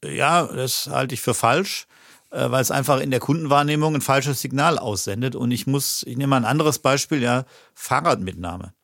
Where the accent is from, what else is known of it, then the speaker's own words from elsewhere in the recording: Stuttgart, Baden-Württemberg, Germany; now in Dortmund, Germany; Ich bin in Stuttgart groß geworden